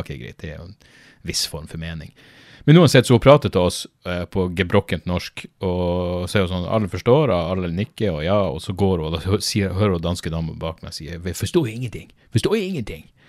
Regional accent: Norway; Jeg er norsk

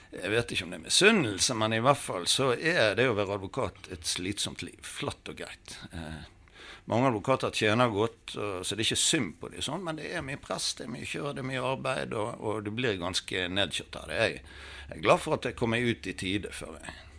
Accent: Bergen, Vestland, Norway; Jeg har vokst opp i Søndre bydel.

